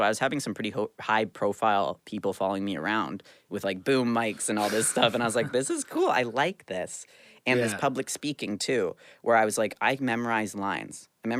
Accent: Canada; as like a Canadian hockey player. I started at 9

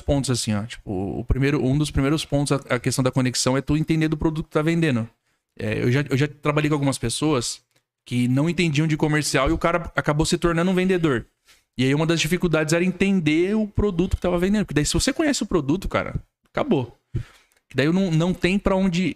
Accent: Franco da Rocha, São Paulo, Brazil; moved away as an adult; now in Criciúma, Brazil; eu sou nascido e criado em São Paulo.

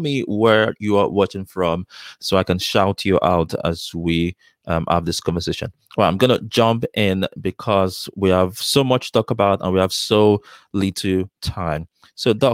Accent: Nigeria; also born or lived in London, United Kingdom; now in United States; as a Nigerian and someone from African origin

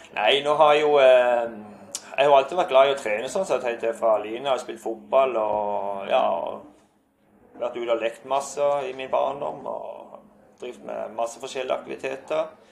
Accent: Skjernøy, Agder, Norway; jeg har så mange gode minner fra, fra oppveksten på Skjernesøy

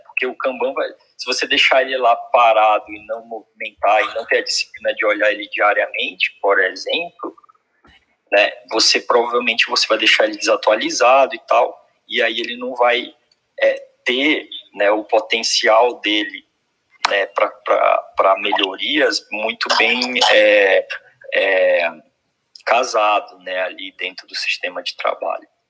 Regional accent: Belém, Pará, Brazil; eu sou eu sou sou do norte, né? Sou do Pará, Belém do Pará

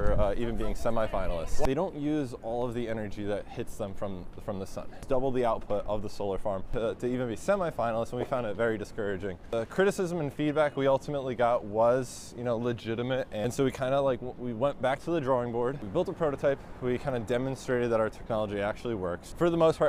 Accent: Haledon, North Haledon, Wayne, New Jersey, United States; also born or lived in Ridgewood, New Jersey; I was born in northern New Jersey, a town called Ridgewood, but I grew up in Haledon, North Haledon, Wayne, a few different places.

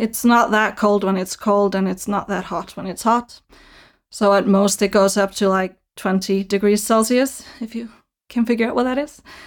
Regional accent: Iceland; born or raised there; English is a second language

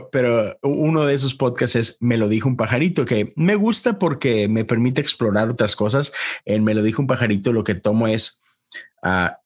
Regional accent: Monterrey, Nuevo León, Mexico; moved away as an adult; now in United States; soy soy un pastor metodista en los Estados Unidos. Soy originario de Monterrey. Este, allá, allá nací, allá crecí casi toda mi vida. En Estados Unidos tengo 10 años.

